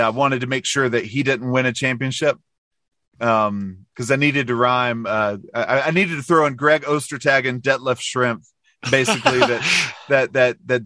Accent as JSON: {"language": "English", "region": "North Carolina", "country": "United States", "tie": "born or raised there", "also_born_or_lived": "Provo, Utah", "said": "I grew up in North Carolina in my mom's hometown"}